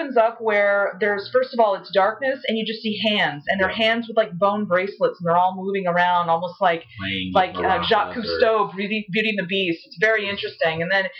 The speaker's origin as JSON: {"language": "English", "town": "Houston", "region": "Texas", "country": "United States", "tie": "born or raised there", "said": "I was growing up in Houston, Texas"}